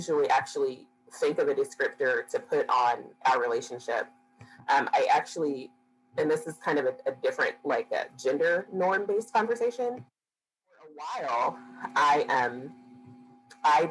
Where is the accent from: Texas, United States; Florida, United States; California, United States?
Texas, United States; Dallas; growing up and going to school in South Dallas and Oak Cliff and Pleasant Grove